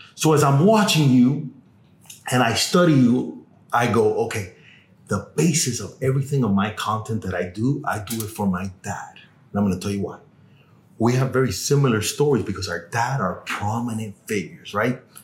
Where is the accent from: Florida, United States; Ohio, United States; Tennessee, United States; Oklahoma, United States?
Florida, United States; Miami; born or raised there; also born or lived in Cuba / Los Angeles